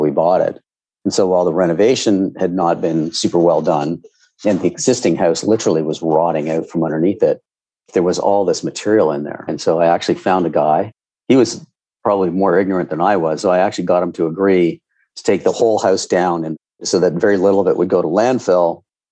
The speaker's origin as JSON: {"language": "English", "region": "Ontario", "country": "Canada", "tie": "born or raised there", "said": "I grew up in Ontario where we had grade 13."}